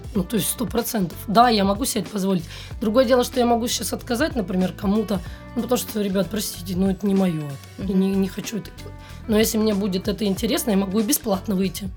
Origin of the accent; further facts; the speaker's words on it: Novosibirsk, Novosibirsk Oblast, Russia; moved away as an adult; now in Moscow, Russia; из Новосибирска